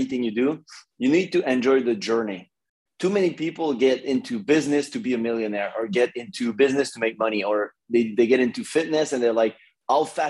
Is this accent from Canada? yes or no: yes; Montreal, Quebec, Canada; moved away as an adult; now in Los Angeles, United States; I'm from Canada, in Montreal, like Montreal, Canada.